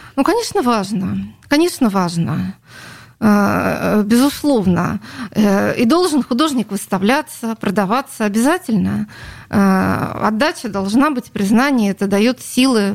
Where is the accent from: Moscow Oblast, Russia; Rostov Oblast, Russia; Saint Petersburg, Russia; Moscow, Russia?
Saint Petersburg, Russia; Это моя родина, я родилась на Литейном